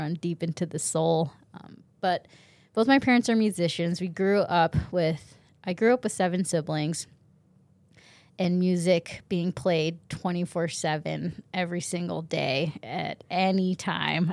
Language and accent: English; Snoqualmie Pass, Washington, United States; also born or lived in Japan; growing up in Washington at Snoqualmie Pass